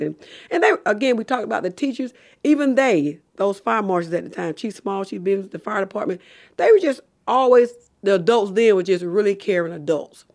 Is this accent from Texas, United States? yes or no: no; Macon, Georgia, United States; I'm from Davis on right down the road here at forty Menard Street